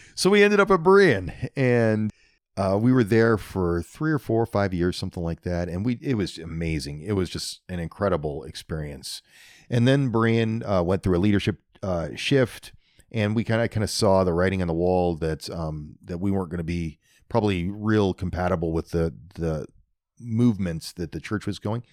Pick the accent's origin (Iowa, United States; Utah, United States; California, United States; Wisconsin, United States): Iowa, United States; New Virginia; also born or lived in Indianola, Iowa; I grew up down by New Virginia, out in the country, right off a highway called G seventy-six